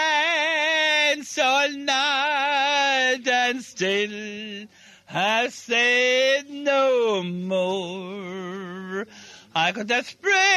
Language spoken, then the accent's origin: English; Ennis, Munster, Ireland; I grew up in Ennis.